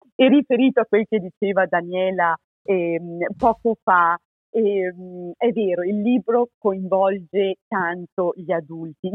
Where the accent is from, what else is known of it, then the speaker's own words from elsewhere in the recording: Trentino-Alto Adige, Italy; moved away as an adult; also born or lived in Spain / Zurich, Switzerland / Michigan, United States; sono trentina